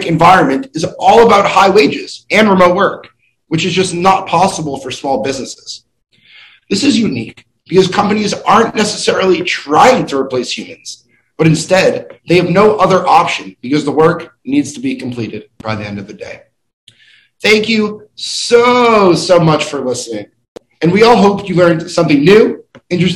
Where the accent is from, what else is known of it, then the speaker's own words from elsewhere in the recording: Boston, Massachusetts, United States; I am from Boston, Massachusetts